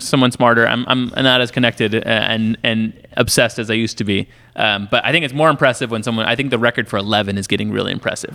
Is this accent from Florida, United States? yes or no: no; Illinois, United States; I grew up in Illinois